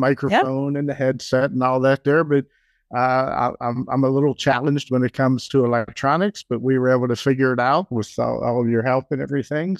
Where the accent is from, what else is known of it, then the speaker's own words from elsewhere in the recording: Pittsburgh, Pennsylvania, United States; moved away as an adult; also born or lived in Chicago / Madison, Wisconsin; now in Argyle, United States; Jeannie and I, we were both born and raised in Pittsburgh, and, uh, we moved away in nineteen seventy-four to Chicago